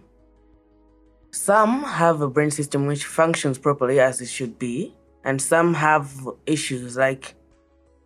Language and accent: English; Malawi; I'm from Malawi.